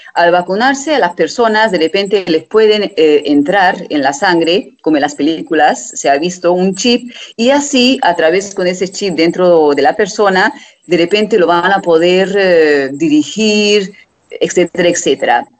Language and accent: Spanish; Hungary; de Hungría